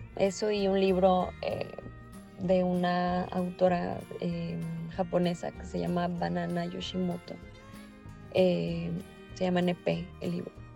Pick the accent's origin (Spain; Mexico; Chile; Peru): Mexico; como mexicanos